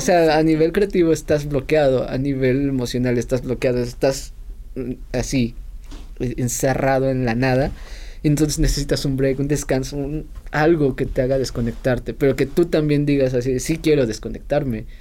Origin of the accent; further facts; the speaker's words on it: Mexico City, Mexico; cuando estaba eh, de chiquito viviendo en Ciudad de México